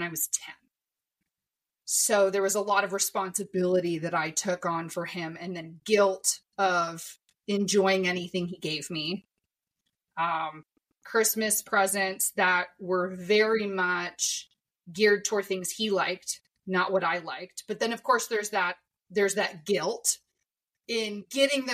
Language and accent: English; Iowa, United States; I was born in Iowa